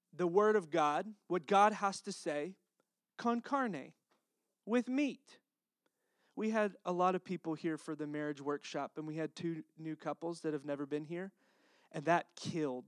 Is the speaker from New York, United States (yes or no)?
no; Texas, United States; accent: Texas; my Texas accent